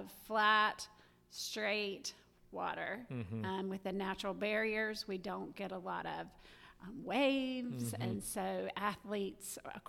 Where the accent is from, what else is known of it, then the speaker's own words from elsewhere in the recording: Savannah, Georgia, United States; moved away as an adult; now in Gainesville, United States; I am originally from Savannah, Georgia